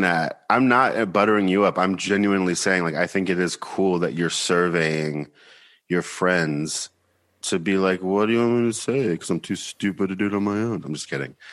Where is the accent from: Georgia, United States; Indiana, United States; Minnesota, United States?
Georgia, United States; moved away as an adult; also born or lived in Nashville, Tennessee / Seattle, Washington; now in New York, United States; I'm from Beaufort, Georgia, which is about thirty-five miles north of Atlanta